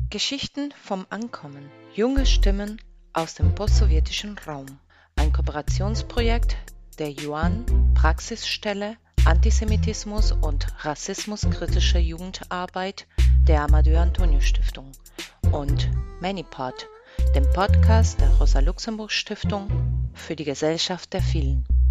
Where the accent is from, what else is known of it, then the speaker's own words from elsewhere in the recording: Hamburg, Germany; now in Berlin, Germany; Ich bin selbst in Hamburg aufgewachsen